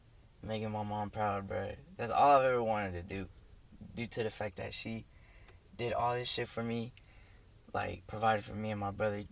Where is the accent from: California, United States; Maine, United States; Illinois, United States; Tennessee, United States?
Tennessee, United States; Nashville; I came from Nashville. I was born here. I came living in Nashville with my dad, my mom, and a little brother